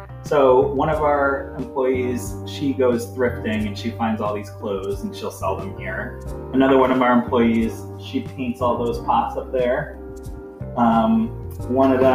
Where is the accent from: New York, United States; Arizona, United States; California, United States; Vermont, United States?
New York, United States; now in Lakewood, United States; I grew up in New York, but I was like an hour and a half from New York City. So it was like a really small town